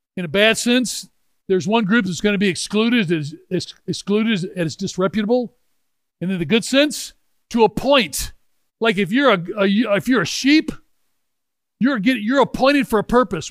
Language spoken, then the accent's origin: English; Memphis, Tennessee, United States; I'm from Memphis, Tennessee. We're members of the Memphis Country Club.